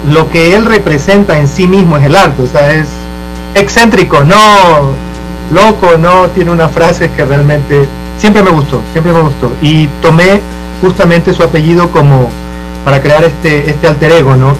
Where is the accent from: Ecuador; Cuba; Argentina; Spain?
Ecuador; Esmeraldas; De donde yo vengo, yo vengo de, de, Esmeraldas.